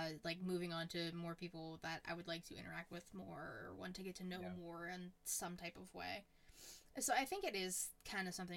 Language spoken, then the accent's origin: English; Pittsburgh, Pennsylvania, United States; I'm a Pittsburgh girl